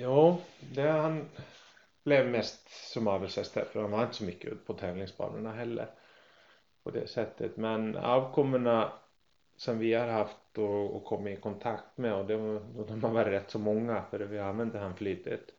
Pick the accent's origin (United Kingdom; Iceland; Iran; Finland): Iceland; now in Sweden; hemma på Island som femåring